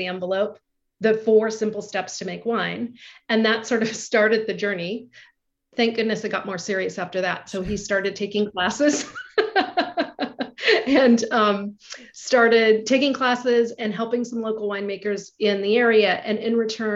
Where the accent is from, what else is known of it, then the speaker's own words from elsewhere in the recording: Oregon, United States; also born or lived in Hawaii; I was born and raised in Hawaii until I was 5 years old and then we came to Oregon